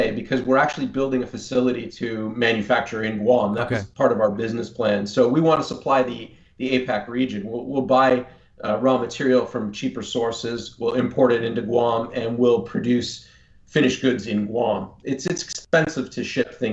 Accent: Niagara Falls, Ontario, Canada; also born or lived in Windsor, Ontario; I grew up in Niagara Falls

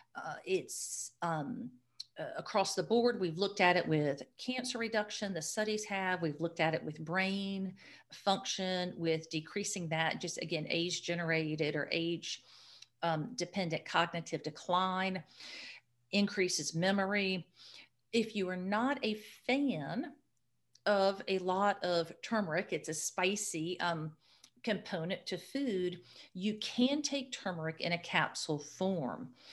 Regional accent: Florida, United States; I am a Florida native, a very proud Florida native

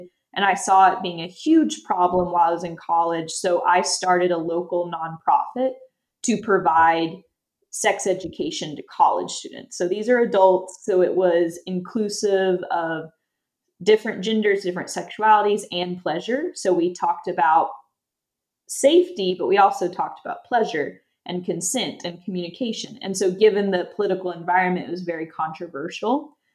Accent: East Tennessee, United States; I grew up in East Tennessee and I had a pretty conservative upbringing

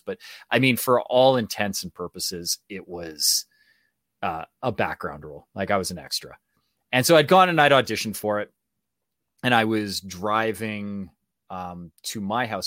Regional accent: Canada; accent: Canadian; I am full Canadian

